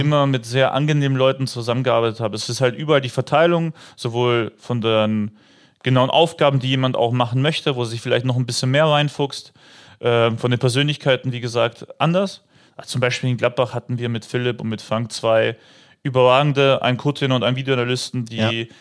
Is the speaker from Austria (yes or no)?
yes; Upper Austria, Austria; moved away as an adult; now in Mönchengladbach, Germany; in meiner alten Heimatmannschaft, also in meinem Heimatdorf in Oberösterreich